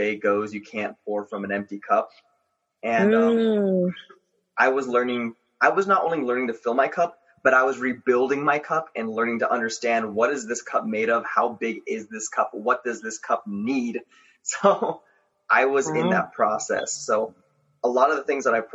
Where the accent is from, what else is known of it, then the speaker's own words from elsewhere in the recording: Los Angeles, California, United States; moved away as an adult; now in Colorado, United States; I grew up in Los Angeles, California. Mainly around the Gardena area. Recently I moved to Colorado